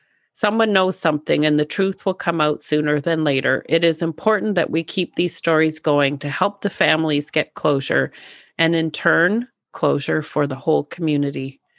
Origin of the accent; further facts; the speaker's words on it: North Bay, Ontario, Canada; I'm from North Bay, but both of my parents are originally from Temiskaming Shores. Most of our family still lives there, and we have a cottage there, so we visit often.